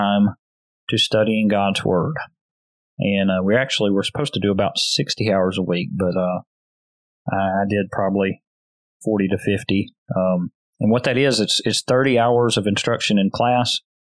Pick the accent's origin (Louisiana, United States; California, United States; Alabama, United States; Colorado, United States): Louisiana, United States; West Monroe; moved away as an adult; now in Marietta, Oklahoma, United States; my first preaching job in my hometown church there at the Beacon Church of Christ in West Monroe, Louisiana